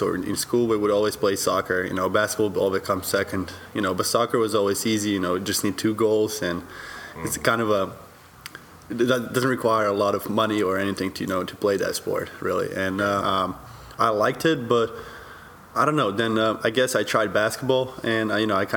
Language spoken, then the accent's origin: English; Serbia; moved away; growing up in Serbia